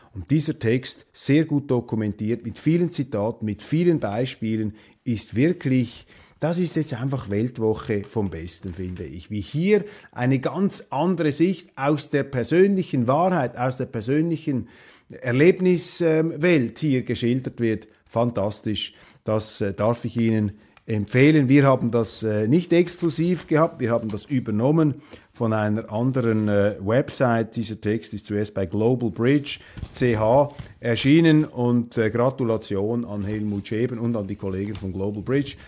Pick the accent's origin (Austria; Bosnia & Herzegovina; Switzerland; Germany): Switzerland; Als Schweizer